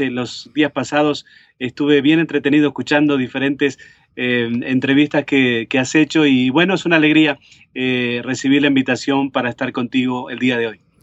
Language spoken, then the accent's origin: Spanish; Montevideo, Uruguay; moved away as an adult; also born or lived in Cleveland, Tennessee; now in United States; en la ciudad de Montevideo, donde yo nací, en Uruguay